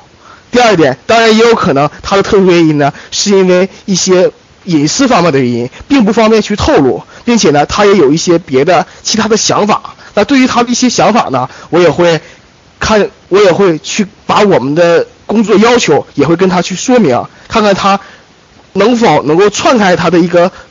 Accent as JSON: {"language": "Chinese", "region": "Heilongjiang", "country": "China", "said": "我是黑龙江的"}